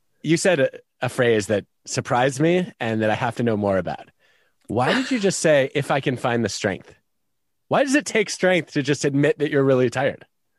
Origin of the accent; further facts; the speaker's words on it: Michigan, United States; I grew up in Michigan. I used to have very high tolerance for cold.